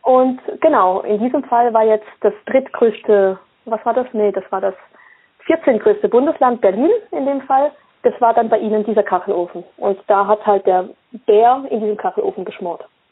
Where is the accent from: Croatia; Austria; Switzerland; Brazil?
Switzerland; Basel, Basel-Stadt; Ich bin in der Schweiz geboren, in Basel